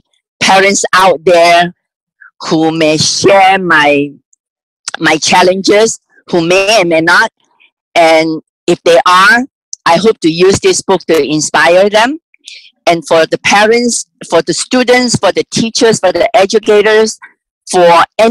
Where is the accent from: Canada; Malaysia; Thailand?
Malaysia; moved away as an adult; now in United States; I was born and raised in Malaysia. I came here about 30 years ago.